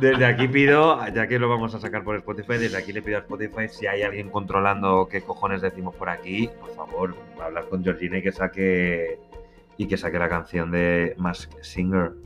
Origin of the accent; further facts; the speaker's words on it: Madrid, Community of Madrid, Spain; somos dos madrileños